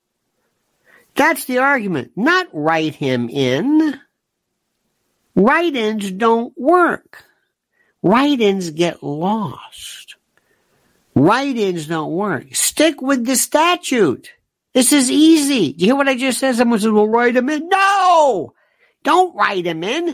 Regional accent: the South, United States; I am from the South

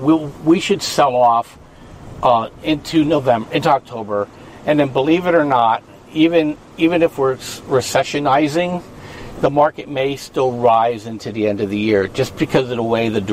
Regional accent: Pennsylvania, United States; I'm from Pennsylvania.

